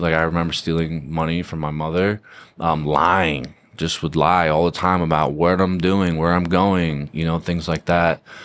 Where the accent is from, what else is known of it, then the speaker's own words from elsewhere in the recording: Fair Haven, New Jersey, United States; moved away as an adult; also born or lived in Queens, New York; now in Southern California, United States; I'm from Monmouth County, New Jersey, born and raised, small town called Fairhaven, in between Red Bank and Rumson. Uh, grew up there